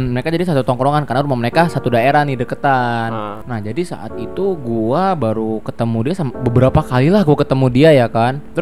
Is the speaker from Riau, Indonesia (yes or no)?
no; Jakarta, Indonesia; now in Solo, Indonesia; kayak gue kan pindah dari Jakarta orang-orang sana tuh kayak ngeliat orang Jakarta heboh gitu loh heboh sendiri